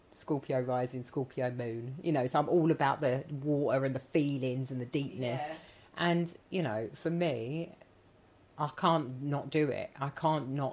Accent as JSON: {"language": "English", "town": "Dagenham", "region": "London", "country": "United Kingdom", "tie": "born or raised there", "said": "I grew up in Dagenham"}